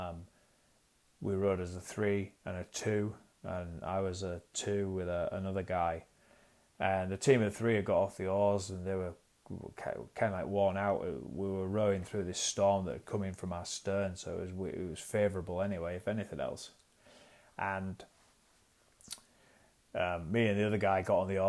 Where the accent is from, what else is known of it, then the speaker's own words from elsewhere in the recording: York, Yorkshire and the Humber, United Kingdom; I'm from York in North Yorkshire.